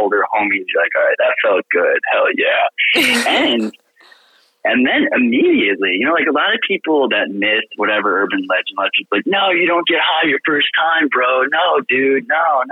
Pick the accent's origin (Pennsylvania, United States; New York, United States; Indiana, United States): New York, United States; also born or lived in Europe / Turkey; now in Naples, United States; I grew up in New York